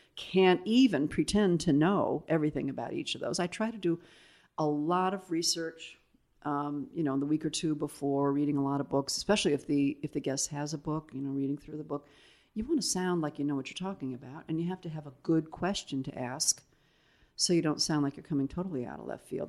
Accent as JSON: {"language": "English", "town": "South Bend", "region": "Indiana", "country": "United States", "tie": "born or raised there", "also_born_or_lived": "Italy", "moved": "as an adult", "said": "I lived there until, what, I was seventeen and went off to school."}